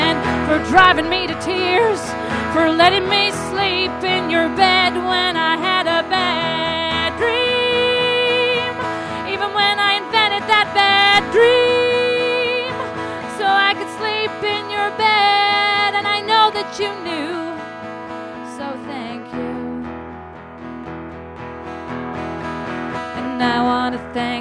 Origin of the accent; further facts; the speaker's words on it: United States; now in United Kingdom; because I'm American